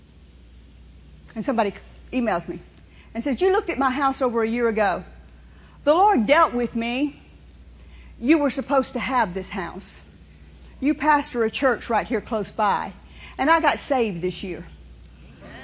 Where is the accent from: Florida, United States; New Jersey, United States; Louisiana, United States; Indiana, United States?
Louisiana, United States; New Orleans; I grew up in New Orleans. I was born at a place called Hotel Dieu